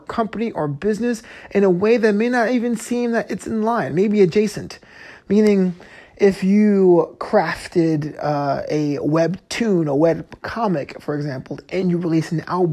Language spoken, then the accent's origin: English; New York, United States; now in Los Angeles, United States; My hometown team would be the New York Guardians